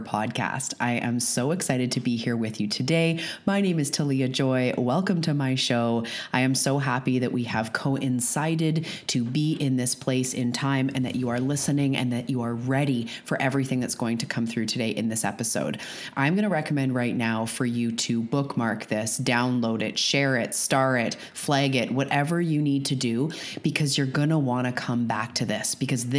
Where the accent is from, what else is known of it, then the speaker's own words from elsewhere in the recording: Canada; I'm a Canadian